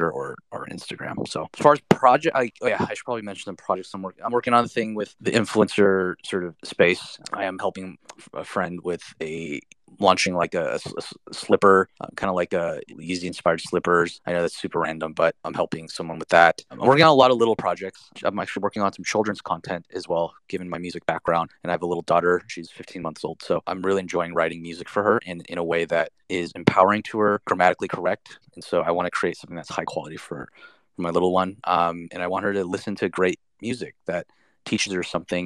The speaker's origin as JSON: {"language": "English", "country": "United States", "said": "being Asian American"}